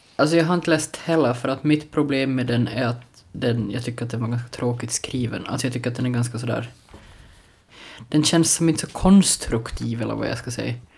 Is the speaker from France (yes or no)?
no; Larsmo, Ostrobothnia, Finland; Larsmo, eh, där jag är ifrån